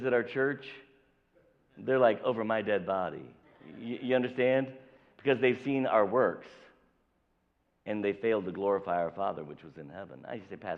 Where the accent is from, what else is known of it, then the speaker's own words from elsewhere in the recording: southern Indiana, United States; I was born here. I was born in Indiana, so I'm a Hoosier. I was born in southern Indiana